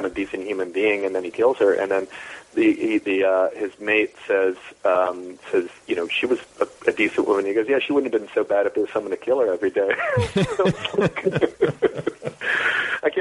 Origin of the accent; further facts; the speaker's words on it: New York City, New York, United States; I grew up in New York City